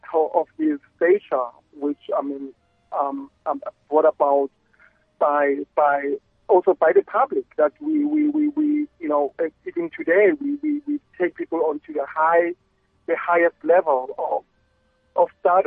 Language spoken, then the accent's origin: English; South Africa; As a South African